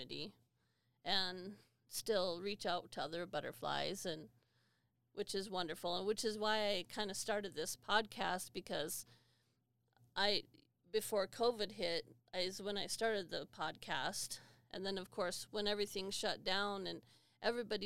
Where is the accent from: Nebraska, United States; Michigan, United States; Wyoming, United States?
Wyoming, United States; I'm from Wyoming